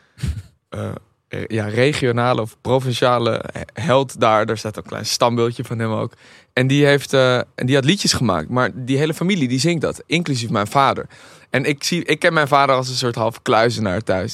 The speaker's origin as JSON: {"language": "Dutch", "town": "Amsterdam", "region": "North Holland", "country": "Netherlands", "tie": "born or raised there", "said": "ik ben in Amsterdam opgegroeid"}